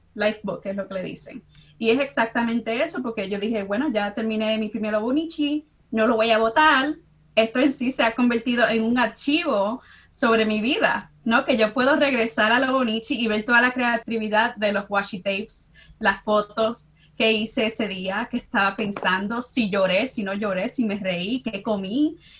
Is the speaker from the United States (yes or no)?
yes; Chicago, Illinois, United States; now in New Brunswick, United States; soy dominicana, nacida y crecí en Chicago, en el barrio de Humboldt Park